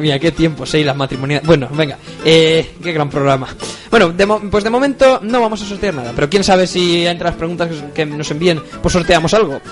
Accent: Spain; somos españoles de verdad

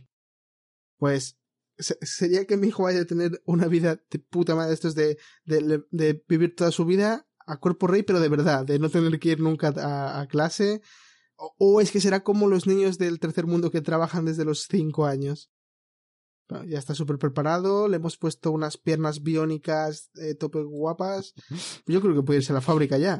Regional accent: Madrid, Community of Madrid, Spain; como soy de Madrid

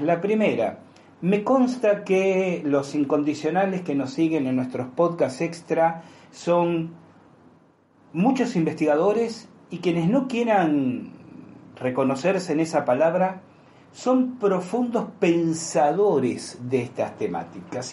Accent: Argentina; como argentinos

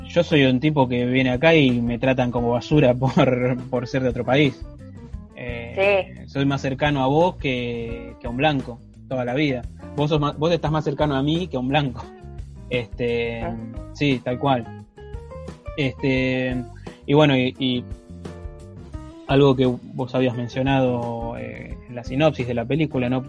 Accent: Argentina; nosotros como argentinos blancos de clase media

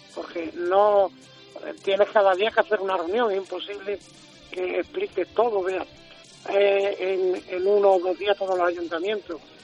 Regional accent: Extremadura, Spain; somos extremeños

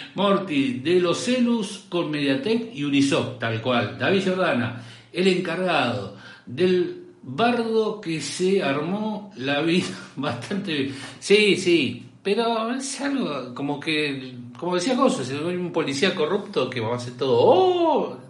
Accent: Córdoba, Argentina; soy decente cordobés

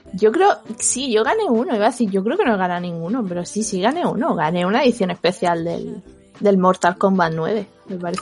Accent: Spain; como española

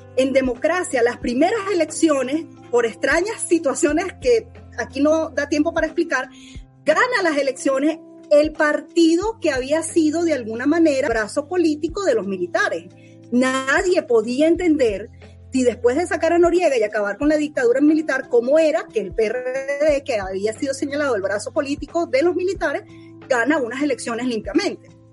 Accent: Venezuela; moved away; soy venezolana

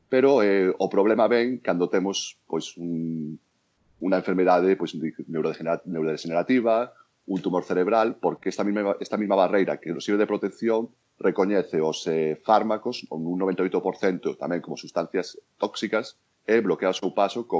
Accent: A Coruña, Galicia, Spain; moved away as an adult; now in New York, United States; na miña terra

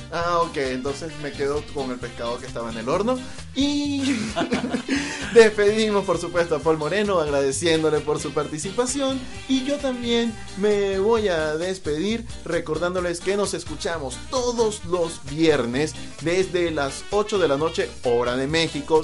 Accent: Venezuela

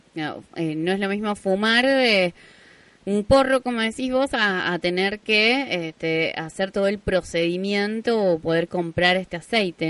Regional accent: Jáchal, San Juan, Argentina; yo siempre cuento que yo vengo del interior, vengo de Hachal

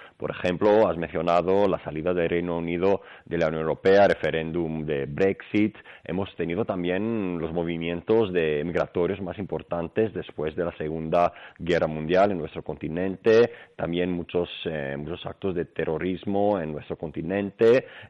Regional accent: Greece; Spanish is a second language; moved away as an adult; now in Spain; Yo soy griego, pero bueno, desde más pequeño he aprendido español, lo que me ha permitido también vivir en, España

